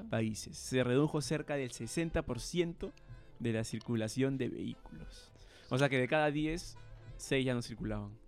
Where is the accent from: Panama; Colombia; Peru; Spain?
Peru; Chosica, Lima; Nosotros somos de Chosica